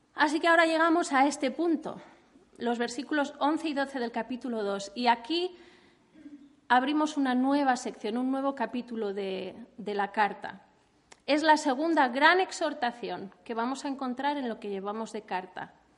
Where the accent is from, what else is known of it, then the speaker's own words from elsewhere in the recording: Spain; Los españoles